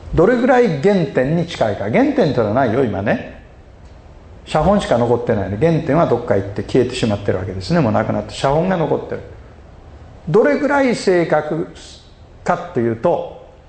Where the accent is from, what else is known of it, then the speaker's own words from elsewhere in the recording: Osaka, Japan; 僕大阪人